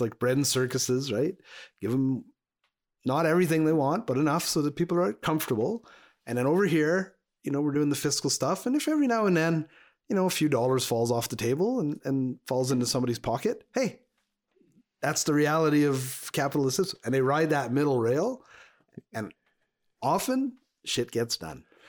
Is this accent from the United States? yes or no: no; Montreal, Quebec, Canada; now in Alberta, Canada; I grew up in Montreal. I grew up in Quebec